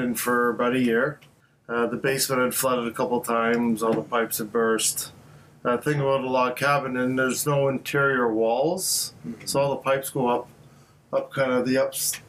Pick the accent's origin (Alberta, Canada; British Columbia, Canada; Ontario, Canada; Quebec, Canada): Ontario, Canada; Toronto; moved away as an adult; also born or lived in Barrie, Ontario; I born and raised in Scarborough.